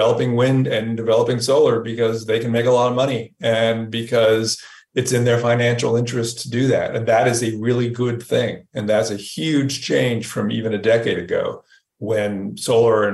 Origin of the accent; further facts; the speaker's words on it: California, United States; I grew up in California.